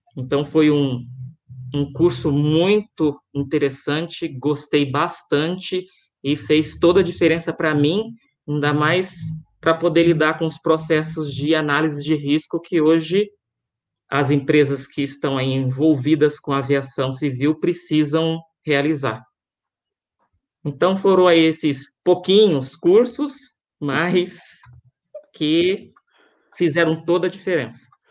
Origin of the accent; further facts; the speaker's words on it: Rio de Janeiro, Brazil; now in Guarulhos, Brazil; sou carioca, morei até 95 no Rio de Janeiro, e no ano de 96 vim para cá, para São Paulo.